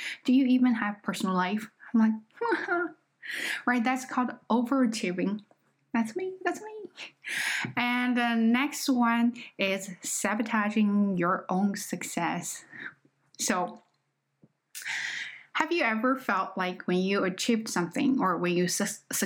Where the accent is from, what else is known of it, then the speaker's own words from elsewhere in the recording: China; accent: Chinese; English is a second language; moved away; I am just not a native speaker. Okay, I am Chinese